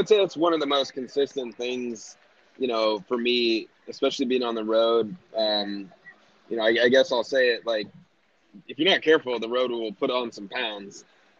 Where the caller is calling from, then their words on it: Austin, Texas, United States; I'm in Austin right now.